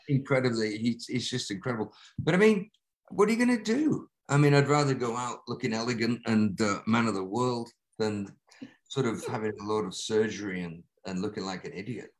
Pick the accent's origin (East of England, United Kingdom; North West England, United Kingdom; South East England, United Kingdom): North West England, United Kingdom; Lancaster; moved away; a row of terraced houses at the highest point of my hometown that faced out into the country. So it was cornfields and wow. a gigantic park with a tremendous like um, folly in the middle, like the Taj Mahal that the industrialist uh, Williamson built for Lancaster